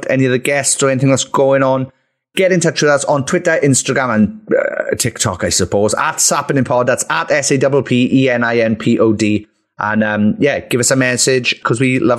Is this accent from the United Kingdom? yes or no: yes; Wales, United Kingdom; we are from Wales